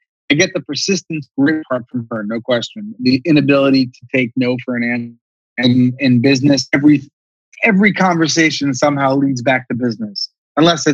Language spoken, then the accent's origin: English; Columbus, Ohio, United States; I grew up in Columbus, Ohio